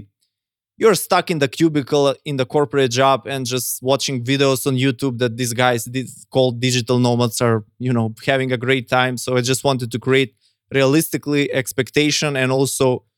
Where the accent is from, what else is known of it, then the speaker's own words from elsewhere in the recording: North Macedonia; I come from Macedonia